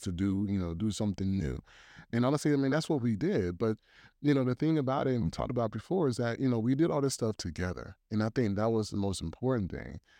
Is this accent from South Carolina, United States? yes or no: yes; Columbia, South Carolina, United States; also born or lived in Tennessee; now in Virginia, United States; I'm originally from Columbia, South Carolina